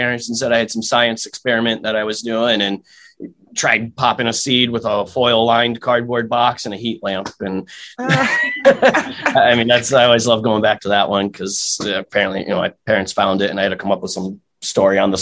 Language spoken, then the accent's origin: English; Massachusetts, United States; moved away as an adult; now in Connecticut, United States; I was originally from Massachusetts. I just moved down to Connecticut about six, seven months ago now